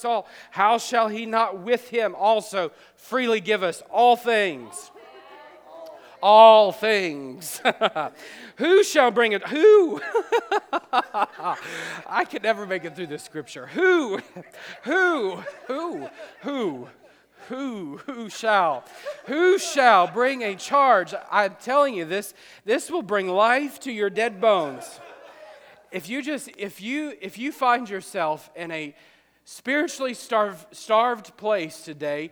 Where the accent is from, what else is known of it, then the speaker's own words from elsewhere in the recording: the South, United States; We're from the South.